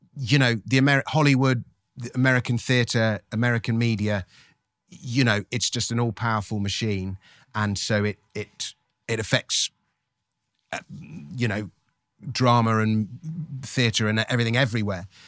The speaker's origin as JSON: {"language": "English", "region": "England", "country": "United Kingdom", "said": "we, as the English"}